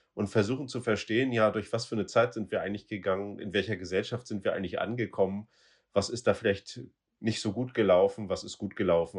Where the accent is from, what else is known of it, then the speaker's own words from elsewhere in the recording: Rostock, Mecklenburg-Vorpommern, Germany; Ich komme aus Rostock